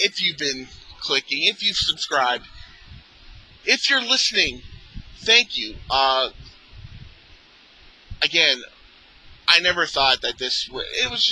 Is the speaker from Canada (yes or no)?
yes; Mississauga, Ontario, Canada; I grew up in Mississauga, which is a suburb of Toronto